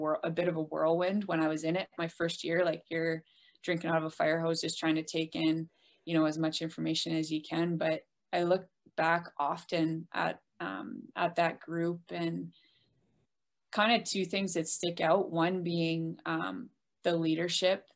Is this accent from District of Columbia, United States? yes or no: no; Rochester, New York, United States; I got my first opportunity as a coach back in my hometown at RIT